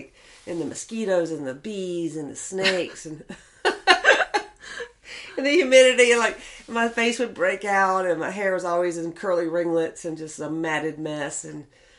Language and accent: English; North Carolina, United States; moved away as an adult; also born or lived in Fayetteville, West Virginia; now in Las Vegas, United States; I'm from North Carolina